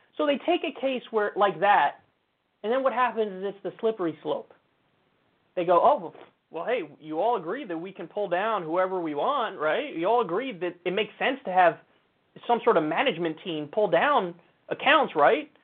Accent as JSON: {"language": "English", "region": "New York", "country": "United States", "tie": "born or raised there", "said": "I'm a New Yorker. I've been my whole life"}